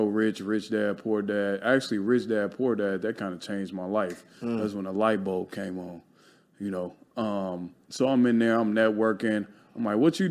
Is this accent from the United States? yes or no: yes; Chicago, Illinois, United States; now in Los Angeles, United States; I grew up in Chicago, poverty